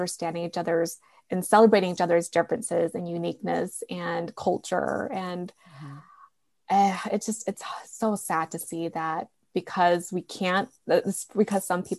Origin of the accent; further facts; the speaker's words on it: Utah, United States; moved away; also born or lived in Moreno Valley; I grew up in Utah where most of my friends were white. And then I was in Marina Valley for a while.